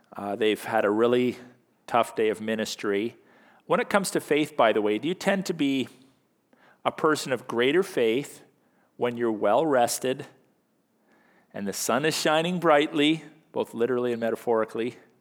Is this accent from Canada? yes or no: yes; Canada; happy one hundred fiftieth birthday to our country. You know, as, as Canadian Christians